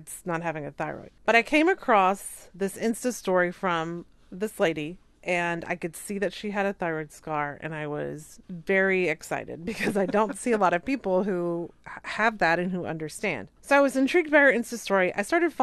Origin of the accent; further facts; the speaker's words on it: the South, United States; moved away; I'm from the South